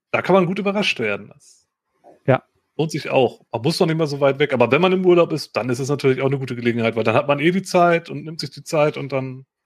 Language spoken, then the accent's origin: German; Aachen, North Rhine-Westphalia, Germany; ich komme hier aus Aachen, da ist ja auch mit dem Dom und der ganzen Historie.